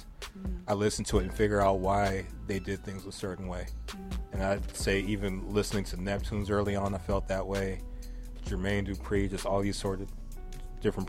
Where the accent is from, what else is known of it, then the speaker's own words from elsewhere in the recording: West Covina, California, United States; kids that grow up in West Covina, just like I did